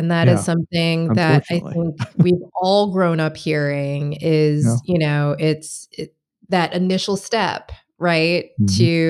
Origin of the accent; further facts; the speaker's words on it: Michigan, United States; now in Washington, D.C., United States; I mean, I moved from Michigan to the DC area.